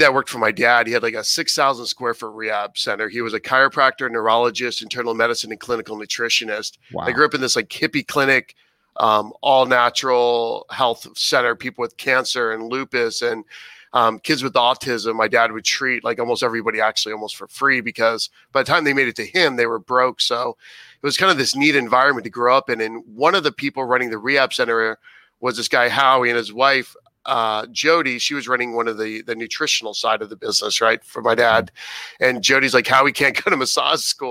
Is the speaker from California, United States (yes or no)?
no; Cocoa Beach, Florida, United States; also born or lived in Fort Lauderdale, Florida / Boca Raton, Florida / Dallas, Texas; sixth grade on, I grew up in a place called Cape Canaveral, Cocoa Beach, yeah. Merritt Island, Florida area